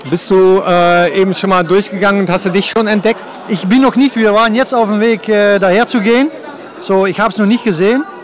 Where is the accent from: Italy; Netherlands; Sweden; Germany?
Netherlands; German is a second language; ja, als, als, als Holländer äh, ja, war ich neun Jahre hier